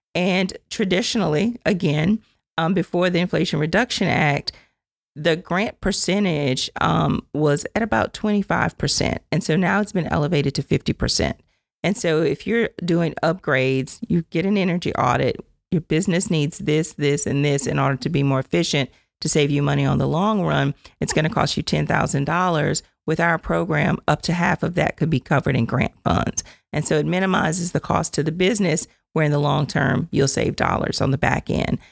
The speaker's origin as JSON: {"language": "English", "town": "Mamou", "region": "Louisiana", "country": "United States", "tie": "born or raised there", "said": "I grew up in Mamu, Louisiana, left home, went to college"}